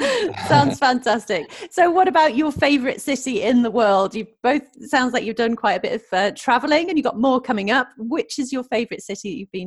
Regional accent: Norwich, East of England, United Kingdom; I also grew up in Norwich.

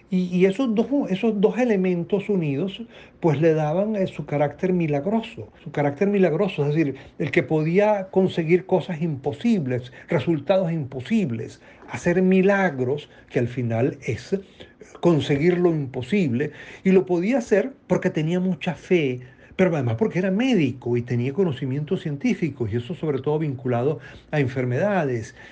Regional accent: Trujillo, Venezuela; Yo soy trujillano, mi familia es trujillana

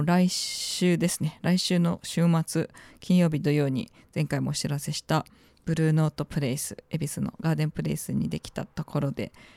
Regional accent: Tokyo, Japan; 私も東京出身だからさ

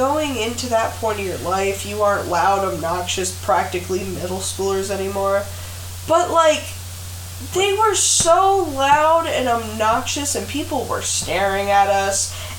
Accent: United States; As an American, I think a British accent is better.

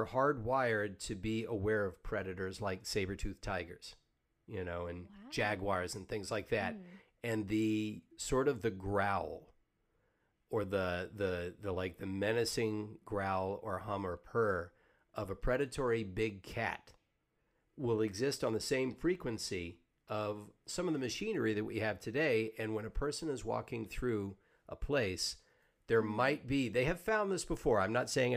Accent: Savannah, Georgia, United States; I grew up in Savannah, Georgia, which for the United States is an old city.

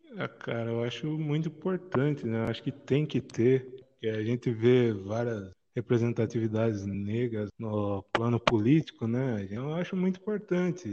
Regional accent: Piracicaba, São Paulo, Brazil; now in Tatuí, Brazil; Eu nasci em Piracicaba

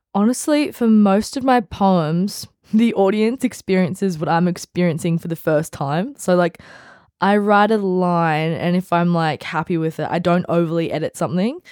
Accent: Central Coast, New South Wales, Australia; I grew up on the Central Coast. I went to school on the Central Coast

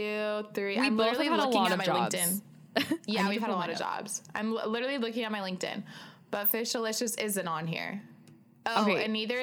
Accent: La Habra, California, United States; I started working at that breakfast place in La Habe, in my hometown.

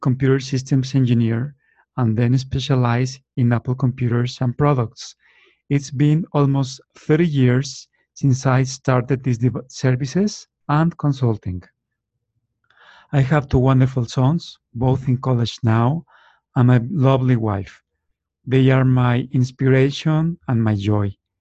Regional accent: Torreón, Coahuila, Mexico; now in Guadalajara, Mexico; I was born in Torreon, Mexico 52 years ago

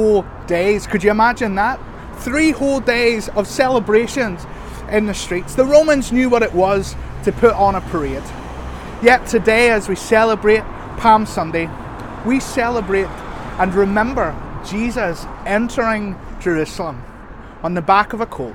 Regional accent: Northern Ireland, United Kingdom; our identity as Northern Irish people.

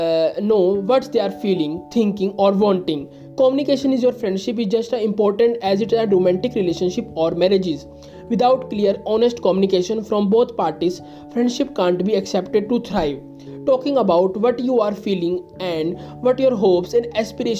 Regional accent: India; I am from India

